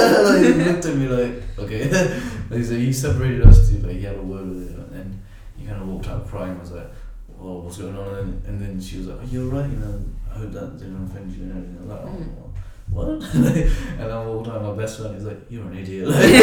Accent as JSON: {"language": "English", "country": "Nepal", "said": "I was like, no, I'm not from Pakistan, I'm from Nepal"}